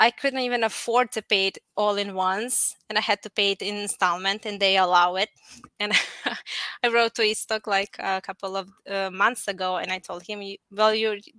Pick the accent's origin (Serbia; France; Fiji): Serbia; Apatin, Vojvodina; moved away as an adult; now in Novi Sad, Serbia; I'm originally from Apatin, which is in Serbia, located somewhere between Croatia and Hungary. So we kind of speak all languages there, and we eat all the food as well. So I grew up there, and I moved to Novi Sad like 15 years ago